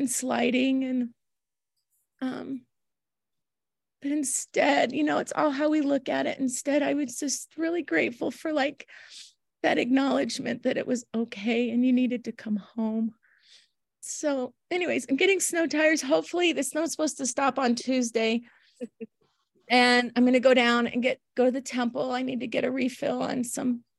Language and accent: English; Houston, Texas, United States; moved away; I grew up in Houston